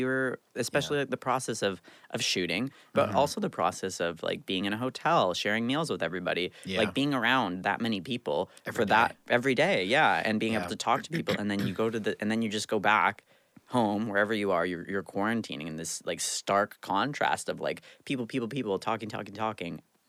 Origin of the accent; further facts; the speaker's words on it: Canada; as like a Canadian hockey player. I started at 9